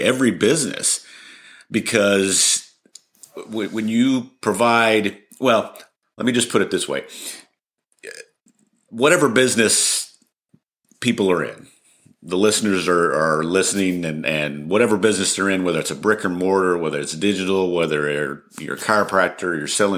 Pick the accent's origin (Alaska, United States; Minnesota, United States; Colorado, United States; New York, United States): Colorado, United States; moved away as an adult; also born or lived in Dallas, Texas / New Mexico; now in Argyle, United States; I was actually born and raised in Colorado